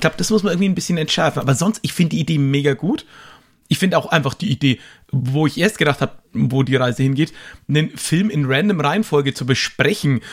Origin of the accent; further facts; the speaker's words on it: Nuremberg, Bavaria, Germany; ich komme ja hier aus Nürnberg